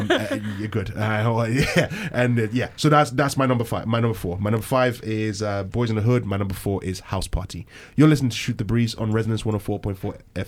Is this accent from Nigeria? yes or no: yes; Nigeria; moved away; growing up back in Nigeria